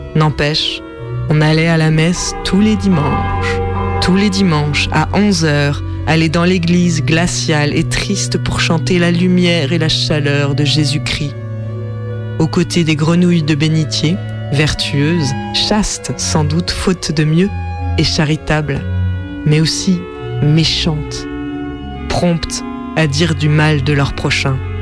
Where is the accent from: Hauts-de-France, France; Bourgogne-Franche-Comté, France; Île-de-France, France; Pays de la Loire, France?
Pays de la Loire, France; Vendée; Je suis né en Vendée, le pays du cul du fou et de Devilliers